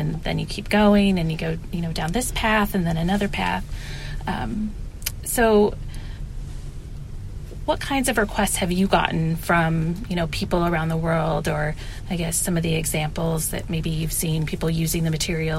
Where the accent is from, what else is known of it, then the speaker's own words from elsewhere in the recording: Michigan, United States; I'm from Michigan